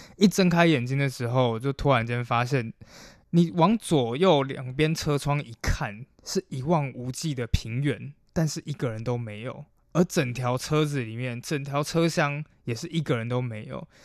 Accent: Taiwan; moved away as an adult; also born or lived in Germany; 我原本一刚开始也是一个在台湾一般长大的小孩

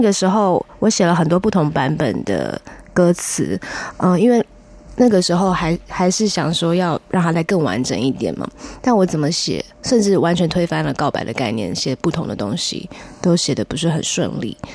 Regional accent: Fengshan, Kaohsiung, Taiwan; 我出生在高雄县凤山市

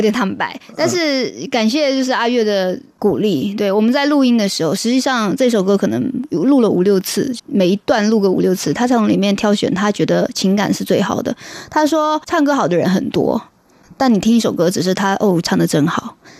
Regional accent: Fujian, China; moved away; 我来自福建，对，对。我的口音是我的特色。而且不是闽南

